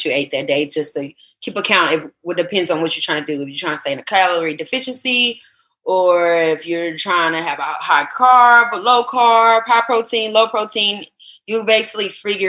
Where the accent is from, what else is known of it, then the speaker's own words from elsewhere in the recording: the South, United States; I was born in the South